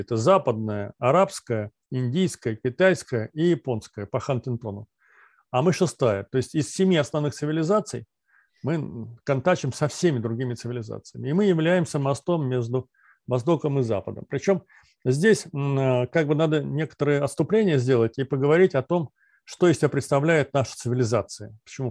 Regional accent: Volgograd, Volgograd Oblast, Russia; Я сам из Сталинграда, родился в Сталинграде

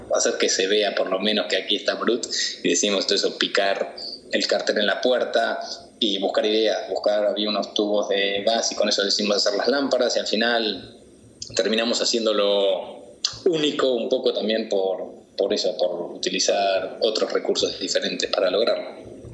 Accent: Buenos Aires, Argentina; moved away as an adult; also born or lived in Madrid; now in Mallorca, Spain; yo me vine con 22 años de Buenos Aires, eh, ya trabajando en publicidad a Madrid

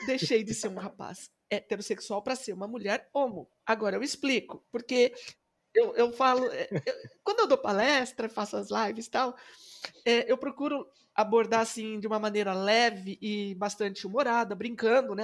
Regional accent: Presidente Epitácio, São Paulo, Brazil; lá na minha cidade, que eu sou de presidente

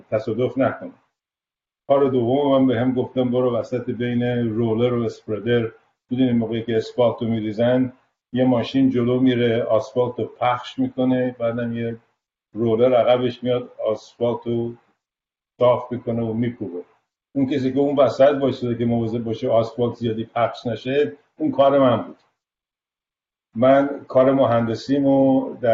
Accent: Tehran, Tehran Province, Iran; moved away as an adult; now in United States; بله صد درصد من متولد تهرانم و فارغ التحصیل در بیرستان البرز به بله. من مال اون گروه آخر نظام قدیمه که بعد از من شدن نظام راهنمایی من آخرین فارغ تاثیر نظام قدیم از دبیرستان البرزم

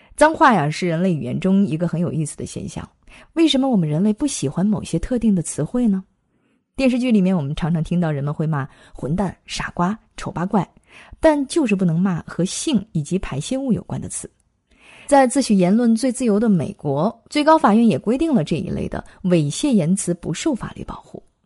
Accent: China; 我们中国人

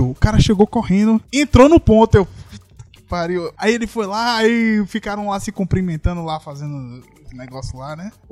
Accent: Salvador, Bahia, Brazil; Aí eu, não, sou de Salvador.

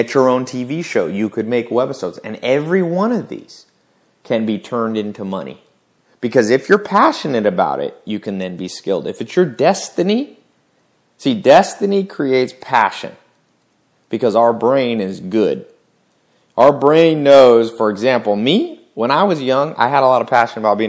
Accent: the South, United States; I grew up in the South

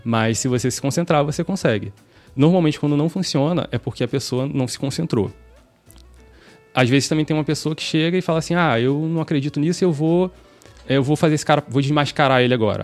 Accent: Rio de Janeiro, Brazil; moved away as an adult; now in Salvador, Brazil; sou carioca

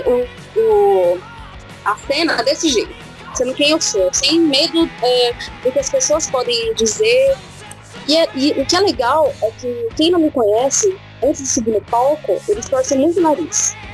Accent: Araraquara, São Paulo, Brazil; eu, a Larissa e o Miguel, nós somos daqui de Araraquara.

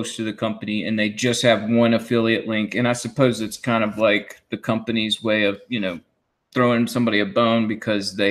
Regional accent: United States; as an American

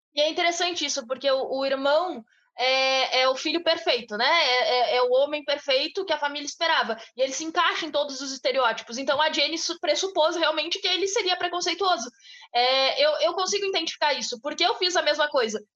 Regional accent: Bagé, Rio Grande do Sul, Brazil; A gente vem de uma cidade pequena, a gente vem de Bagé

